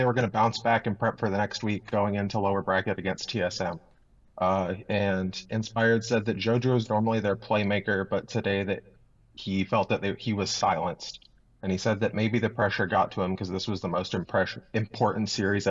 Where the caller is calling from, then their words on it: Columbus, Ohio, United States; I'm calling in from Columbus, Ohio.